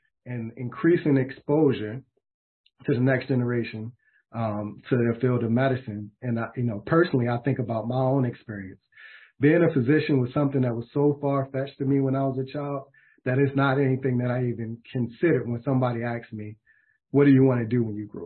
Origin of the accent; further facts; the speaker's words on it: Baltimore, Maryland, United States; my hometown of Baltimore, Maryland